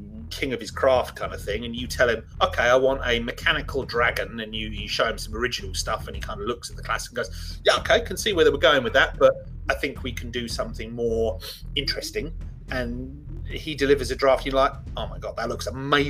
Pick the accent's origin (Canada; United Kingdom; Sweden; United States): United Kingdom; England; I'm English